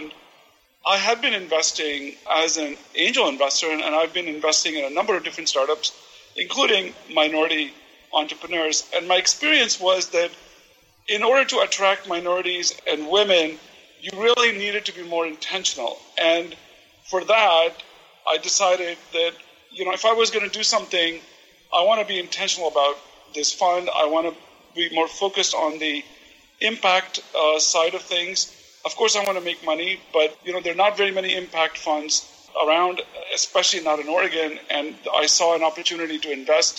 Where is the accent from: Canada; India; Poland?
India; now in Portland, United States; my background, you know, as an Indian immigrant